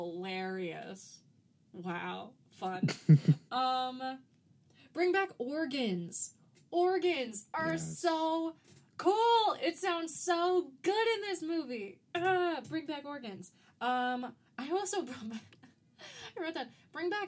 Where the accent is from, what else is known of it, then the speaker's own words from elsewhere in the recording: Florida, United States; growing up in Florida